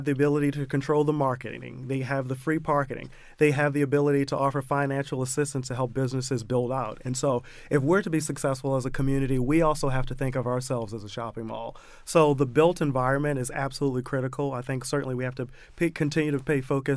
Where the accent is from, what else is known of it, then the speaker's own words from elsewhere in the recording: Baltimore, Maryland, United States; moved away as an adult; I grew up in the Mondawmin and Penn North neighborhood